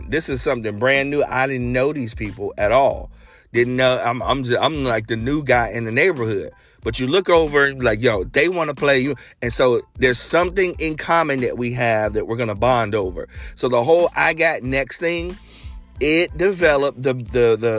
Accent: Cincinnati, Ohio, United States; growing up in Cincinnati

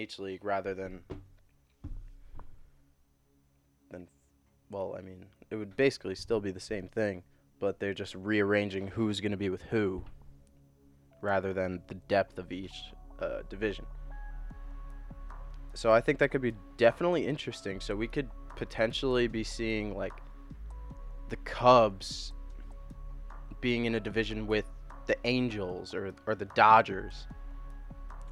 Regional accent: New York, United States; I live in New York. I'm from New York, born and raised a Mets fan

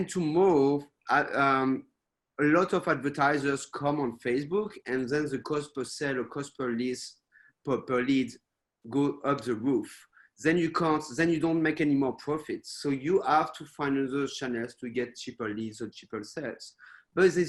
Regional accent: France; also born or lived in United States / United Kingdom / Spain / Australia; now in Taiwan; even if I'm based in Taiwan, I'm not from Taiwan originally, I'm from France.

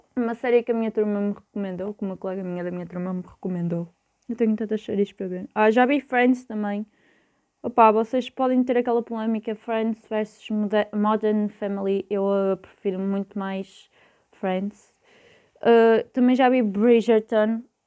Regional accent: Porto, Norte, Portugal; eu sou do Porto

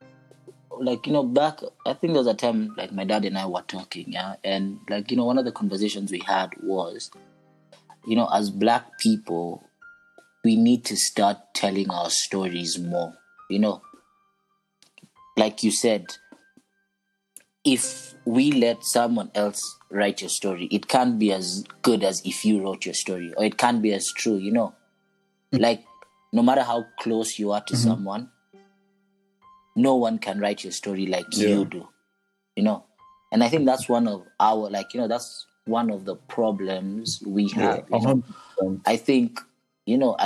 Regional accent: Kenya; being in a British system school my whole life, my Kenyan history

